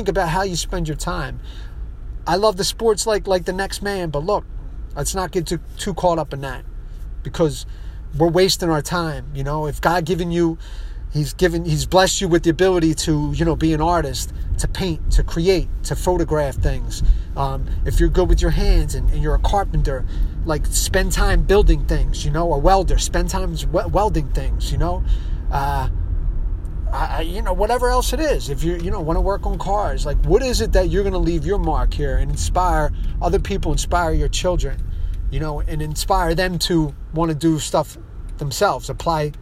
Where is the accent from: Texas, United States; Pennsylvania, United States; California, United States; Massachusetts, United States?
Pennsylvania, United States; Philadelphia; I'm from Philadelphia